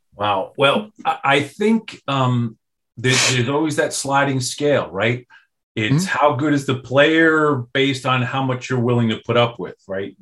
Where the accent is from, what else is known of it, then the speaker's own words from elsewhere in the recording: New York, United States; growing up in New York